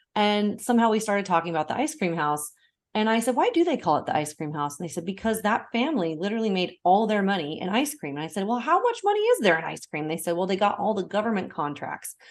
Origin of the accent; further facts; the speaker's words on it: Portland, United States; my hometown of Portland